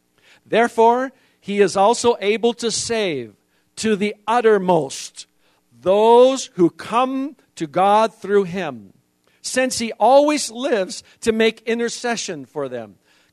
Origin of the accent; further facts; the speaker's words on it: Indonesia; See, I was raised in Indonesia, and in Indonesia we have some amazing ways. Even as a foreigner, I had to learn that I had to get my immigration papers every year.